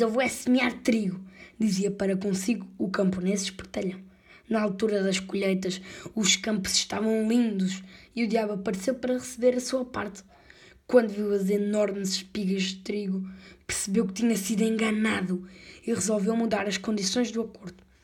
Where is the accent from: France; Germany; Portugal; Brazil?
Portugal; tenho 10 anos e sou português